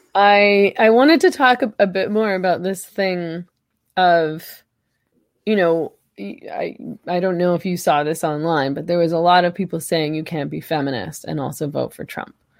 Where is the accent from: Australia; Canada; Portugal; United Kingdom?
Canada; I'm Canadian